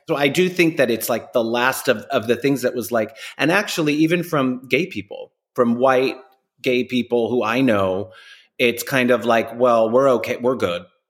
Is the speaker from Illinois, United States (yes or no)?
no; New York, United States; New Yorkers go to Miami for a weekend